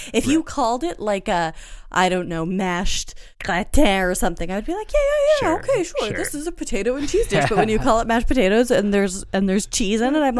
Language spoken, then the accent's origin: English; France; It's true. I was raised in French food culture.